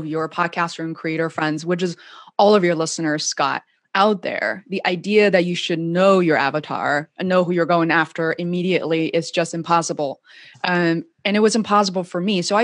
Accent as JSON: {"language": "English", "region": "Beijing", "country": "China", "tie": "born or raised there", "moved": "yes", "lives_now": "Boston, United States", "said": "growing up in China"}